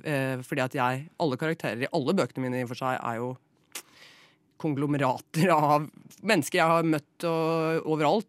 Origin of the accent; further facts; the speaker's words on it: Flatdal, Telemark, Norway; moved away; jeg er fra Telemark selv. Eh, fra en liten bygd som heter Flatdal